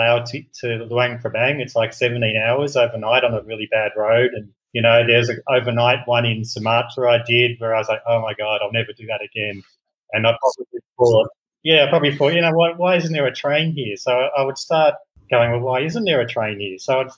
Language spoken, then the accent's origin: English; Melbourne, Victoria, Australia; moved away as an adult; also born or lived in London; now in Ho Chi Minh City, Vietnam; I'm originally from Melbourne, Australia, and I've been sort of living the expat working abroad life since 1999 when I moved to London